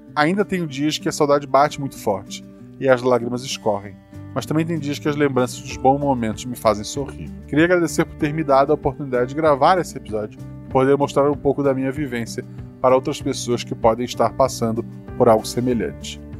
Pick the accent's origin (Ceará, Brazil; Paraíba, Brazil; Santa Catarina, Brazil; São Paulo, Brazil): Santa Catarina, Brazil; Florianópolis; moved away as an adult; eu nasci em Florianópolis, vivi lá até os 24 anos